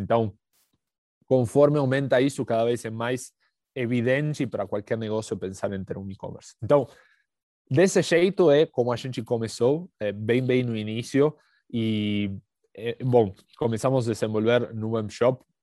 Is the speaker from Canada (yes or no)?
no; Argentina; Portuguese is a second language; moved away as an adult; now in São Paulo, Brazil; já pelo sotaque dá para perceber que não, que não sou do Brasil. É, eh, sou, sou, argentino, mas moro aqui em São Paulo há uns oito anos.